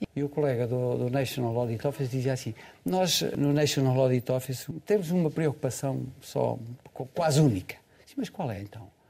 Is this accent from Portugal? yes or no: yes; Portugal; eu como português